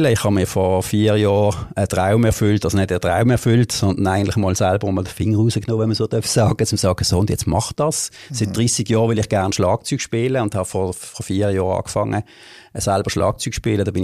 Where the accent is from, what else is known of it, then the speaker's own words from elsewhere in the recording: Basel, Basel-Stadt, Switzerland; Also ich bin mal ursprünglich in der Gundelig liegen aufgewachsen, wie, wenn ich alles im Gundelig